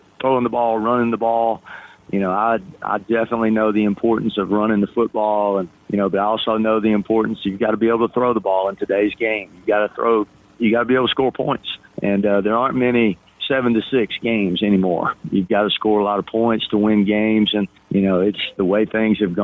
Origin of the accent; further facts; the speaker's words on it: Jefferson County, East Tennessee, United States; also born or lived in Maryville, Tennessee; now in Johnson City, United States; I am an East Tennessee guy and grew up in Jefferson County in East Tennessee